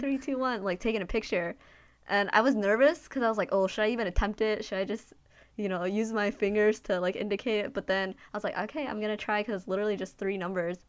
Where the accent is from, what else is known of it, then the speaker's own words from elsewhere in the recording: United States; being Asian American, um, especially, like, Chinese American in a Chinese speaking country